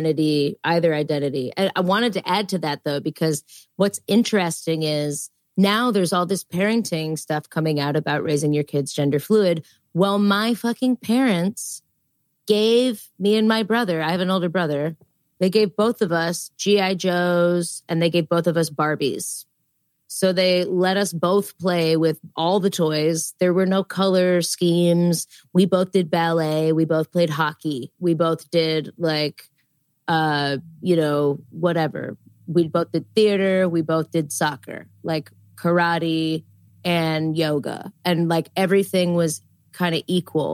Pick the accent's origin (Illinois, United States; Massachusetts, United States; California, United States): Illinois, United States; outside of Chicago; Where I grew up outside of Chicago, it was definitely not like